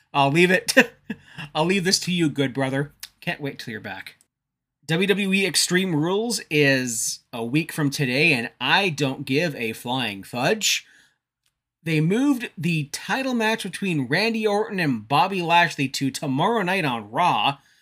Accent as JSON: {"language": "English", "country": "Canada", "said": "I'm a Canadian"}